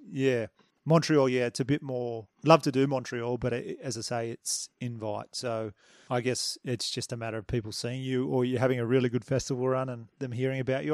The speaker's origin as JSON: {"language": "English", "town": "Batemans Bay", "region": "New South Wales", "country": "Australia", "said": "we're both from Bateman's Bay, little New South Wales town in Australia"}